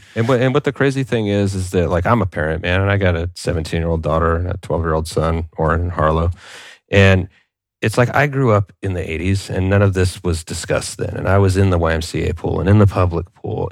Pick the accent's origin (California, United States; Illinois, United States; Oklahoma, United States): California, United States; I'm a guy from California